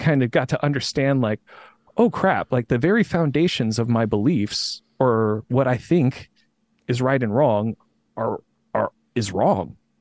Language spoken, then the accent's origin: English; Indiana, United States; moved away; I'm from Indiana originally